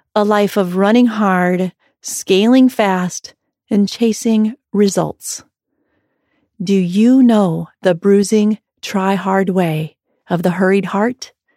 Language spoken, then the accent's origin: English; Iowa, United States; growing up in Iowa